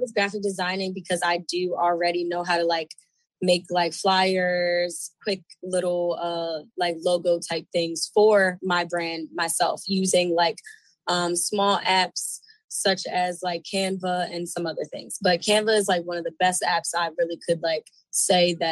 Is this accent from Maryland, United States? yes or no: yes; Baltimore, Maryland, United States; I'm from Baltimore, Maryland. Not really from the city. I'm more like a country girl. But I moved out into the city when I was about, I want to say like 15, 16